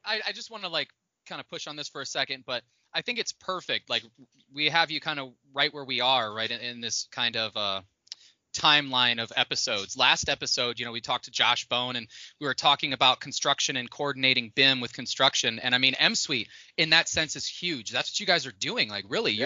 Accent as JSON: {"language": "English", "region": "Indiana", "country": "United States", "tie": "born or raised there", "said": "growing up in the Midwest, like I grew up in Indiana"}